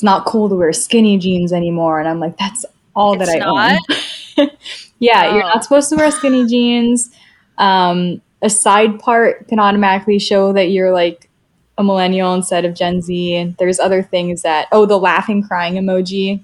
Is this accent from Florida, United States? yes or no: yes; Florida, United States; moved away; it's my home state